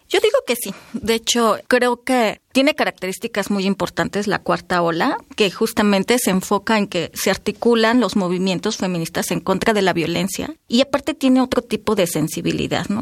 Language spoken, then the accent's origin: Spanish; Oaxaca, Mexico; soy de Oaxaca